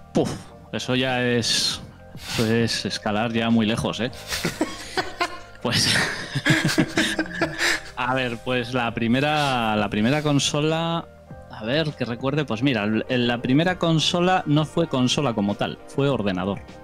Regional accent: Basque Country, Spain; soy del norte de España, eh, País Vasco concretamente, lo notaréis por el acento

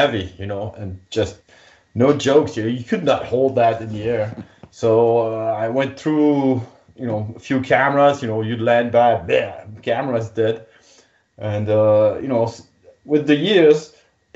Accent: Belgium; I'm a pilot from Belgium

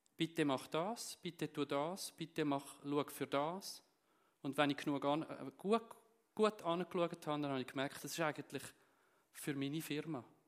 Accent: Zürcher Unterland, Zurich, Switzerland; moved away as an adult; now in Steffisburg, Switzerland; ursprünglich bin ich aus dem Kanton Zürich, aus dem Zürich-Unterland

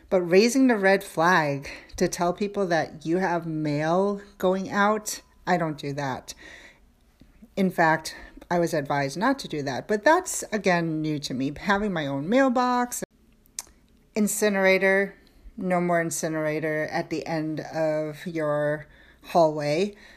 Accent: New York City, New York, United States; moved away as an adult; I was born and raised in New York

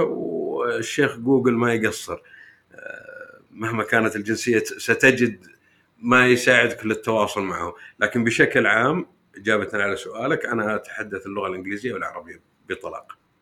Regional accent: Saudi Arabia; عندنا في السعوديه

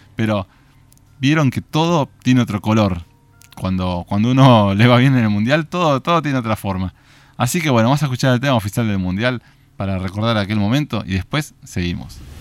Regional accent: Argentina; ganamos como argentinos

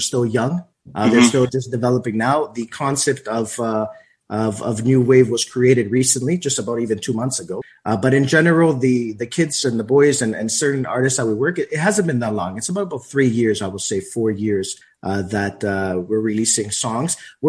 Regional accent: Toronto, Ontario, Canada; And then we said, wait, we're from Toronto, you know, outside of Greece, and we have to bring this vibe.

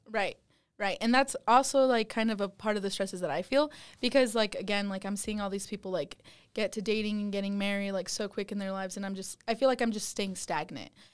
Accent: West Wendover, Nevada, United States; now in Utah, United States; I'm from West Wendover, Nevada

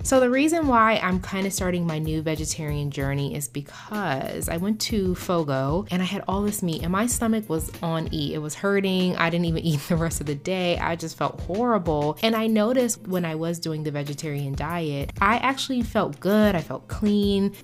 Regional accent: United States; as an American

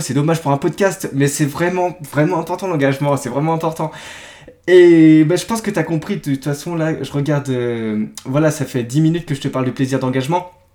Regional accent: Brittany, France; je suis breton

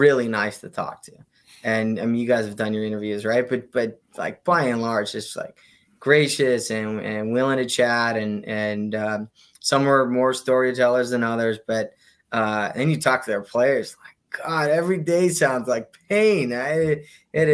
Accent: West Coast, United States; I grew up on the West Coast.

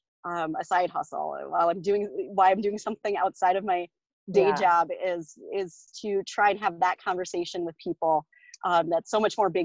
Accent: South Dakota, United States; I grew up in South Dakota

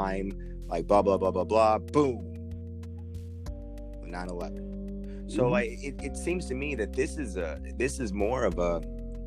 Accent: United States; everything that we've ever experienced as Americans

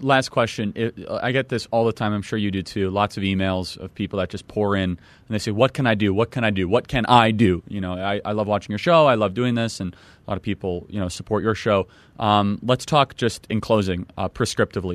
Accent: Illinois, United States; I'm from Illinois

